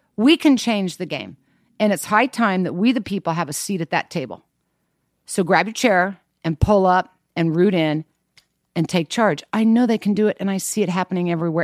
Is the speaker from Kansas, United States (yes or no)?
yes; Kansas, United States; I grew up in Kansas.